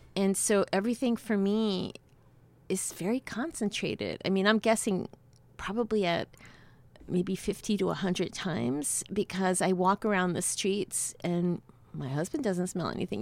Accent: New York City, New York, United States; also born or lived in Havana, Cuba; I grew up in New York City

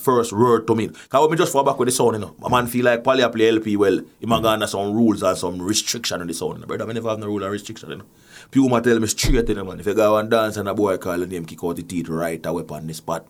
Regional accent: Jamaica; now in Canada; I come from Jamaica where playing sound is a nine to five

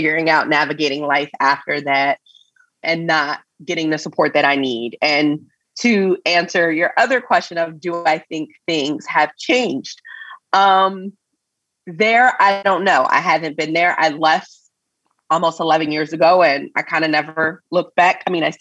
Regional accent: Coatesville, Pennsylvania, United States; now in California, United States; a small town called Coatesville. I grew up there.

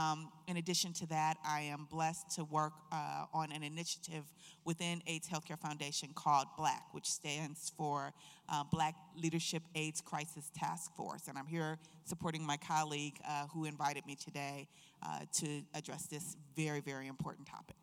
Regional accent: Cleveland, Ohio, United States; I am from Cleveland, Ohio

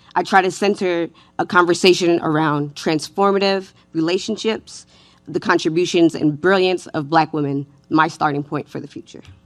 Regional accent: New York City, New York, United States; I was raised in New York City by a single mother in the nineties.

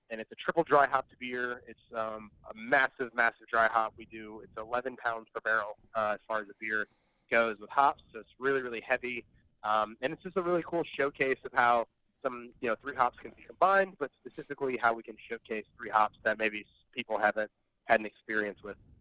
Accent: St. Petersburg, Florida, United States; also born or lived in Tennessee; I've been here for 20 plus years since pre middle school.

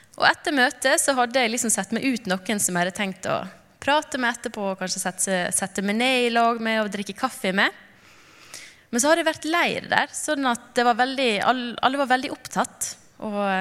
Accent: Knarvik, Vestland, Norway; also born or lived in Lofoten; now in Narvik, Norway; kom jeg opprinnelig fra Knarvik, og nå bor vi i Narvik.

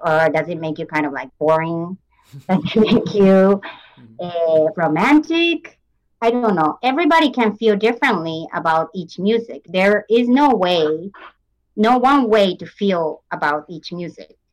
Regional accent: Japan; moved away as an adult; I come from Japan. I mm-hmm. grew up in Japan.

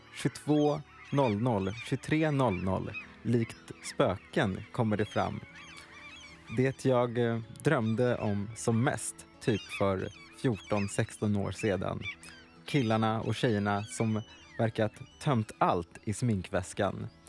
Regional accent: Närke, Örebro County, Sweden; also born or lived in Ghana; Jag är från Ghana, men uppväxt i Närke

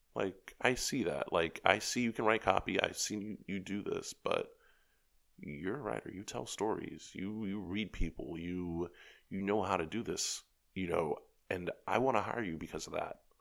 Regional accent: New York City, New York, United States; I was from New York

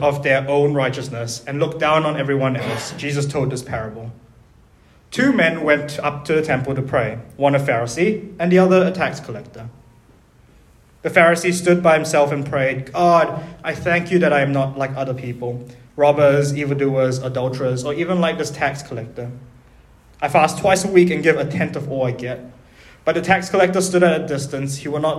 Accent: Auckland, New Zealand; also born or lived in Malaysia; I was born in Auckland. Then my family moved back to Malaysia when I was 3, and then we moved back here when I was 13, and I cried every day for my first year of being here in high school.

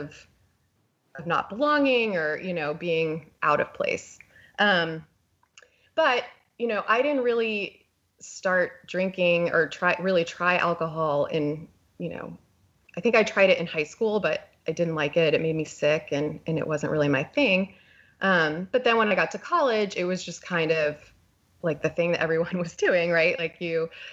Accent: Texas, United States; I was born in Texas, and I was raised in a pretty conservative religious family

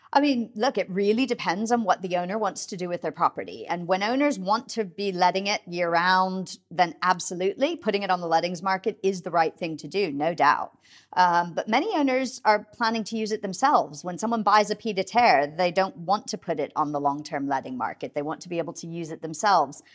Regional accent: United States; now in United Kingdom; I mean, you can probably hear from my accent. I'm originally from the U S

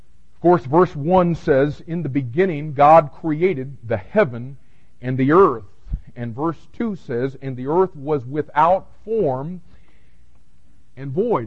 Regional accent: Miami, Florida, United States; growing up in Miami

